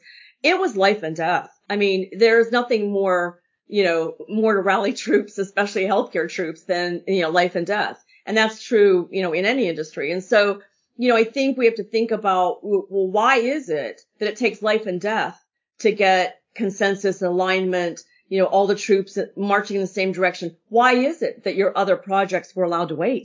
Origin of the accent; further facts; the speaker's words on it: Pennsylvania, United States; moved away; I was raised in Pennsylvania.